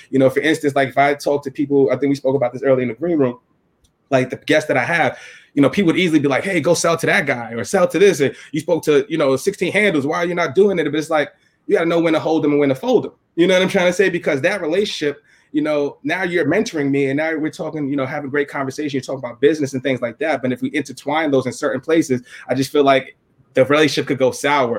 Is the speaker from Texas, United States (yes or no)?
no; New York City, New York, United States; from the Bronx.